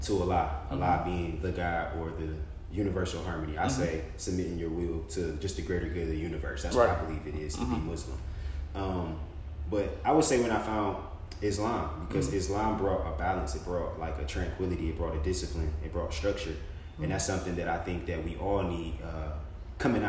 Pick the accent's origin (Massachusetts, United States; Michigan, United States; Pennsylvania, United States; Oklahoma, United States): Michigan, United States; Detroit; moved away; I was destined to be a kid from Detroit.